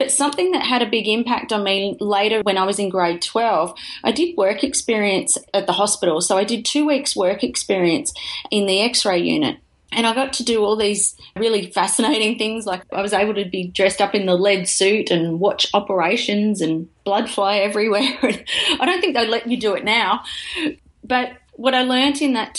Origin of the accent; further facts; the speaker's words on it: Lismore, New South Wales, Australia; I grew up in Lismore in northern New South Wales.